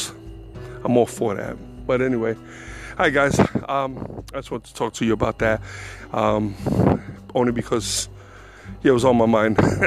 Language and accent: English; New York, United States; I'm from New York